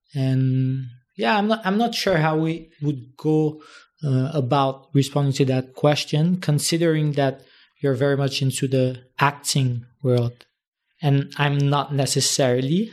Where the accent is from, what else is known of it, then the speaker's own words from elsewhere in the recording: Haiti; now in Dominican Republic; from Haiti and I was born there.